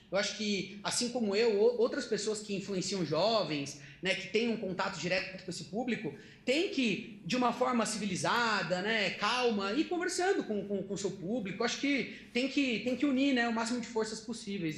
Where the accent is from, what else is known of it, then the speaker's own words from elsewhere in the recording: Socorro, São Paulo, Brazil; Eu sou, eu sou de uma cidade pequena do interior de São Paulo, é, que se chama Socorro